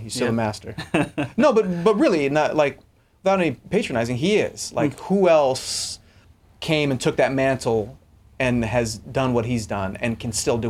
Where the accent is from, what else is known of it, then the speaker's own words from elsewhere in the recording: Long Beach, California, United States; I grew up in Long Beach, grew up in Southern California, so we had nice temperate summers.